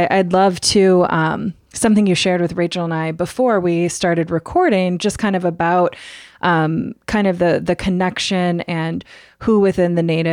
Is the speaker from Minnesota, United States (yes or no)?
no; Michigan, United States; I grew up in Michigan